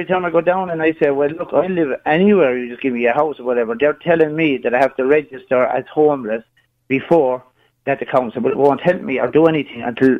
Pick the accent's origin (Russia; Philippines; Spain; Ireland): Ireland; Limerick, Munster; I'm from Limerick.